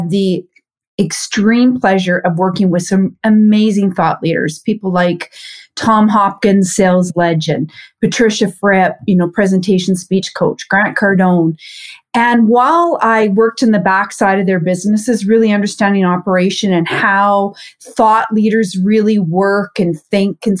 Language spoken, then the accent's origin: English; a small town in Saskatchewan, Canada; I'm from Canada, born and raised in a small town in Saskatchewan to entrepreneurial parents